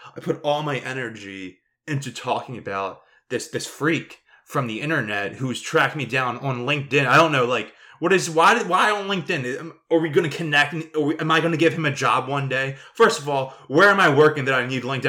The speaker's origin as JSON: {"language": "English", "town": "Philadelphia", "region": "Pennsylvania", "country": "United States", "tie": "born or raised there", "said": "go to grade school and growing up in South Philly"}